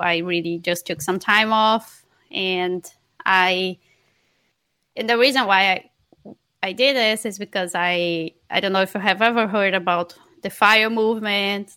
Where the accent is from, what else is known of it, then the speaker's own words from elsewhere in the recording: Barra do Corda, Maranhão, Brazil; moved away; I'm from Maranhão, from a very small city called Barra do Corda